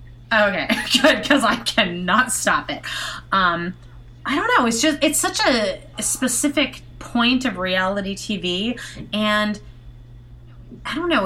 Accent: Canada; moved away; I'm from Canada.

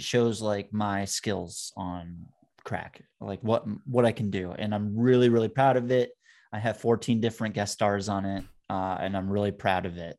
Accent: Vermont, United States; born or raised there

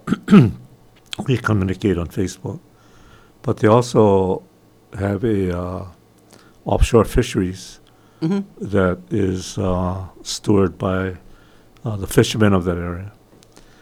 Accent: United States; I'm American

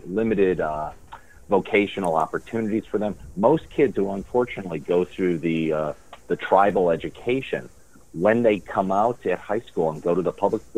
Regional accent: Chicago, Illinois, United States; moved away as an adult; also born or lived in Baltimore; now in Clearwater, United States; I'm originally from Chicago

